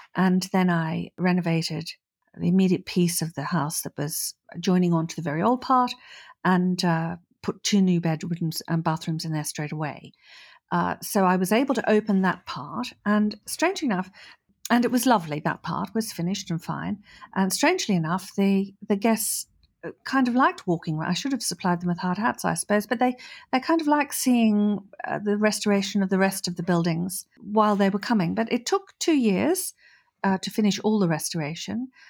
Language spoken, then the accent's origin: English; Australia; moved away as an adult; also born or lived in Norfolk, United Kingdom / London, United Kingdom; now in France; I was born in Australia and I moved to the U K when I was twenty-two after university